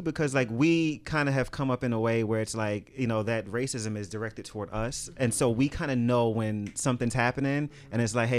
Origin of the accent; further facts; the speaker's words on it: New York City, New York, United States; I'm from Brooklyn